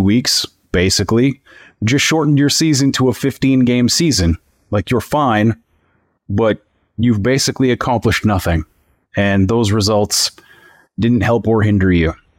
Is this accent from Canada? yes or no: yes; Northern Canada, Canada; my northern Canadian hometown